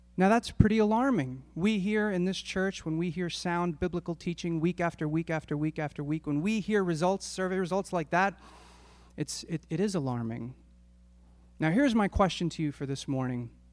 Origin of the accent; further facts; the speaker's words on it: Philadelphia, Pennsylvania, United States; my family and I, we grew up in Northeast Philadelphia